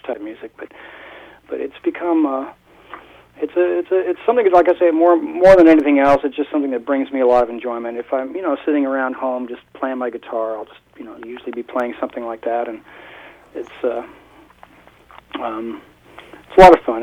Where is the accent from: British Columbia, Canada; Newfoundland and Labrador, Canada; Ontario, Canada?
Ontario, Canada; Toronto; moved away; also born or lived in Hawaii; I was born in Toronto